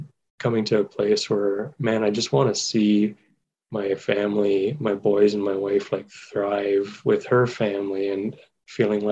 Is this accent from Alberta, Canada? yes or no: no; Waterloo Region, Ontario, Canada; I grew up in Waterloo region, and that was home